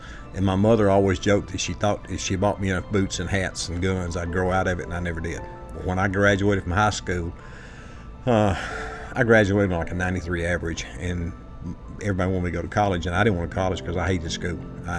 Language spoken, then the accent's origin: English; Fayetteville, Georgia, United States; also born or lived in Cheyenne, Wyoming; I grew up 20 miles west of here in Fayetteville, Georgia, actually down in the country, a little place called Stars Mill.